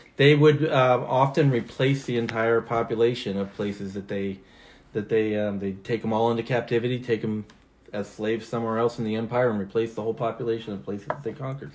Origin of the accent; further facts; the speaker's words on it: Washington, United States; moved away; my home state of Washington